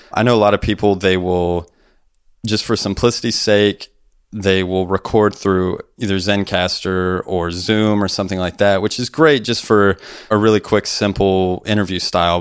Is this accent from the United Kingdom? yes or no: no; Illinois, United States; moved away as an adult; also born or lived in Nashville; me moving to Illinois, my home state